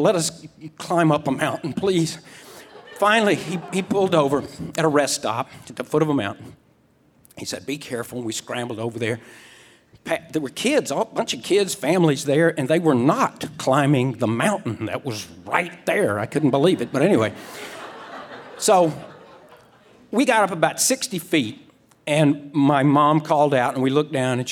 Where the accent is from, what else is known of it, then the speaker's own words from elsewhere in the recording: Mississippi Gulf Coast, United States; I grew up on the Mississippi Gulf Coast, which is really marshy and like mud puddle flat.